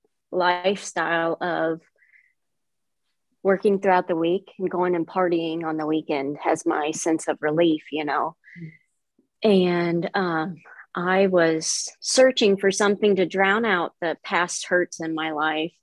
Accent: Palmyra, Missouri, United States; I am from Palmyra, Missouri, which is a small town, Northeast Missouri

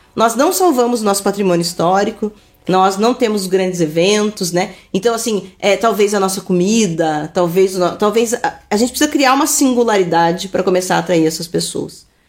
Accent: Araucária, Paraná, Brazil; vivi a vida inteira no Manuel Bandeira

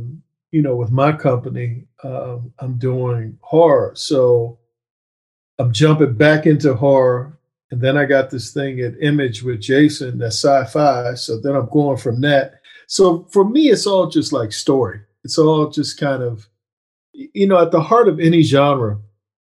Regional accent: right outside of Annapolis, Maryland, United States; based in my hometown right outside of Annapolis, Maryland

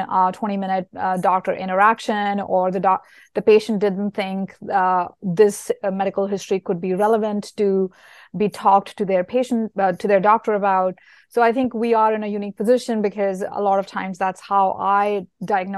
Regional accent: India; moved away; I grew up in India and I went to school there

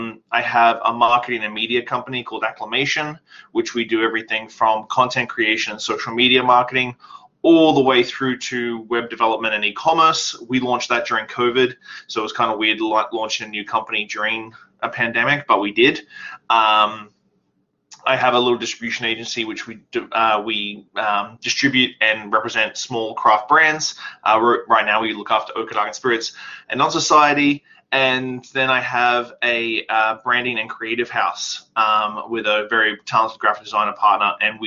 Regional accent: Australia; now in Canada; And so I moved to Canada in 2006. And left everything behind in Australia. Obviously, I'm not Canadian because of my accent.

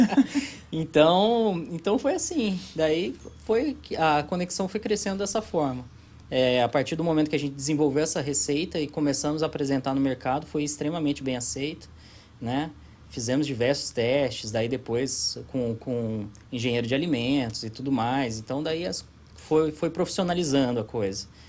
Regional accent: Pouso Alegre, Minas Gerais, Brazil; moved away as an adult; also born or lived in Florianópolis; eu sou de Pouso Alegre, sul de Minas

